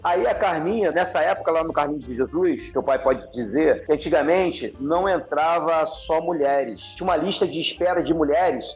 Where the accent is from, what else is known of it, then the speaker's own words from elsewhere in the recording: Rio de Janeiro, Brazil; Campo Grande, Santa Cruz, né, que era minha terra, minha, da minha, a minha raiz de lá, né, Santa Cruz